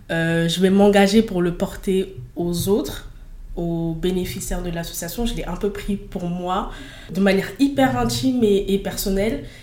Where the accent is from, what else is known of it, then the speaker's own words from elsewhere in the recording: Fos-sur-Mer, Provence-Alpes-Côte d'Azur, France; elle est née dans la ville où j'ai grandi, euh, à Fos.